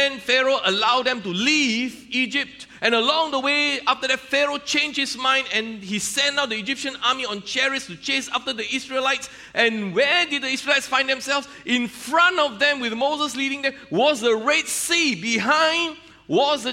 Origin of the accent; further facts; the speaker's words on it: Malaysia; I'm a Malaysian customs officer